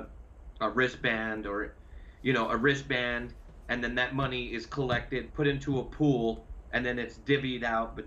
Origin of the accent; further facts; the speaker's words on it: Montana, United States; growing up in Montana